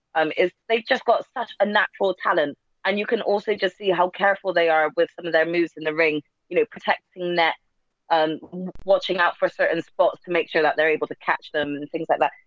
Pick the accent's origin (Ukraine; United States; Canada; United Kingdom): United Kingdom; us Brits